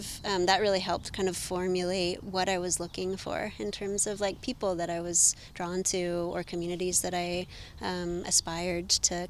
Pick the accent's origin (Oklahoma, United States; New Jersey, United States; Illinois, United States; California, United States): California, United States; Livermore; moved away as an adult; also born or lived in Santa Barbara / New York City; now in San Francisco, United States; I grew up in Livermore. I then left for college. I went to college in Santa Barbara.